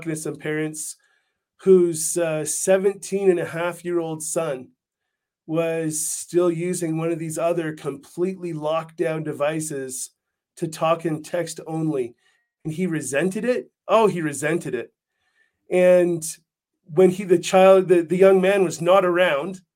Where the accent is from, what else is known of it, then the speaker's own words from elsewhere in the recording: Canada; now in United States; I'm from Canada